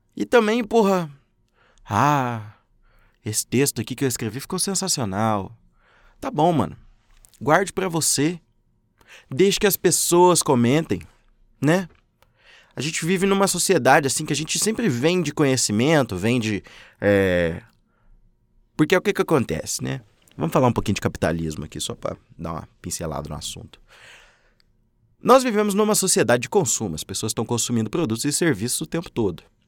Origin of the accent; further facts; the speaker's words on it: Minas Gerais, Brazil; also born or lived in Uberlândia, Minas Gerais; Moro em Uberlândia, Minas Gerais. Sou mineiro